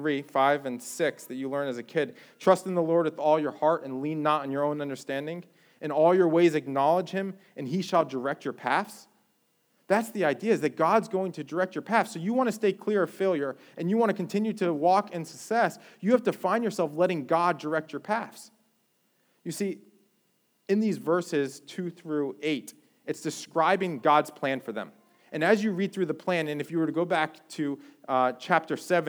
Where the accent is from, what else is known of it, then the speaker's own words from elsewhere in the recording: Jersey Shore, New Jersey, United States; moved away as an adult; now in Florida, United States; I grew up on the Jersey Shore